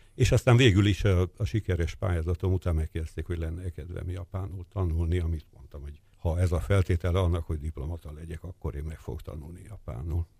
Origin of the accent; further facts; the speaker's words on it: Budapest, Hungary; Én Kispesten nőttem fel